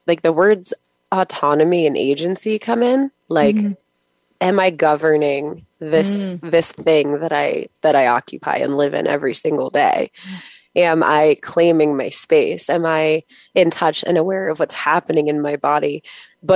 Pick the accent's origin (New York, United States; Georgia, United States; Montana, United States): New York, United States; Long Island; I'm from New York on Long Island.